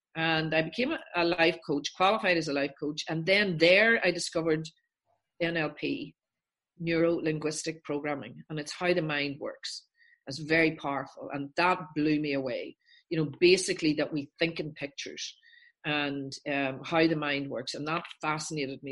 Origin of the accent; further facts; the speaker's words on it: Northern Ireland, United Kingdom; I'm from Northern Ireland.